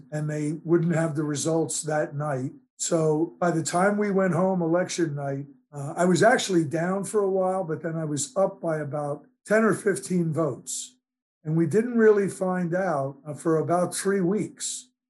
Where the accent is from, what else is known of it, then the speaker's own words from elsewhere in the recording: New Jersey, United States; my hometown, Dalaran, New Jersey.